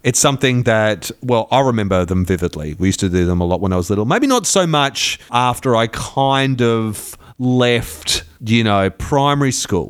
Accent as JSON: {"language": "English", "region": "Queensland", "country": "Australia", "tie": "born or raised there", "said": "I grew up in Queensland"}